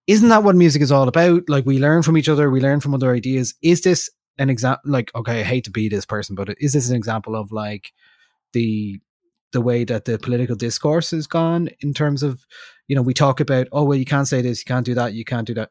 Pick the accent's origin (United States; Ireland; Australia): Ireland; we're from Ireland, we speak English